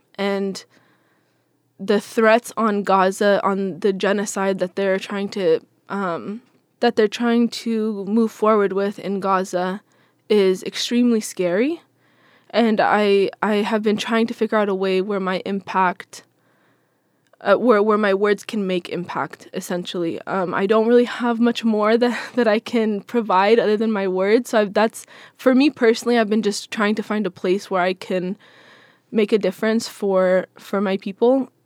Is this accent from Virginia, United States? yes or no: no; Seattle, Washington, United States; I'm from Seattle, born and raised